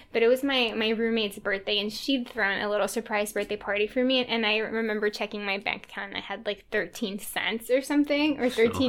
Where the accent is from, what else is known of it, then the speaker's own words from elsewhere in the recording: Texas, United States; now in New England, United States; and then I came from Texas to New England, And a lot of my friends, including John, were very intellectual about their faith.